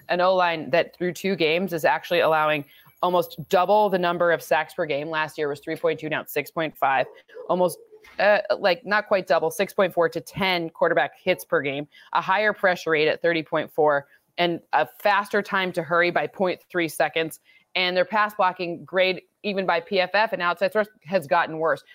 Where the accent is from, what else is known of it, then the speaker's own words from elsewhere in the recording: Midwest, United States; I grew up in the Midwest where you tailgate on Saturday and Sunday